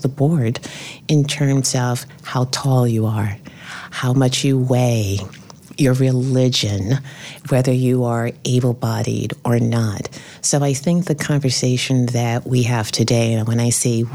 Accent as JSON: {"language": "English", "town": "New York City", "region": "New York", "country": "United States", "tie": "born or raised there", "said": "I grew up in the South Bronx, single parent family."}